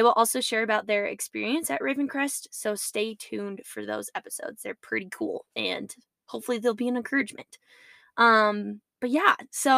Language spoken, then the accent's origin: English; United States; as American citizens